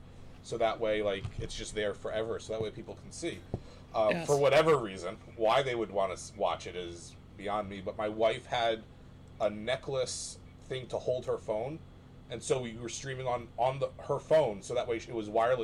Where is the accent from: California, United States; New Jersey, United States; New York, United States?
New Jersey, United States; I'm from New Jersey